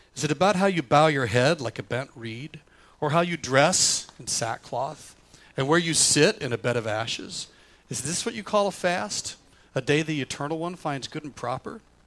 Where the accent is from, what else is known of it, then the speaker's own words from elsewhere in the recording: the South, United States; now in Michigan, United States; I grew up in the South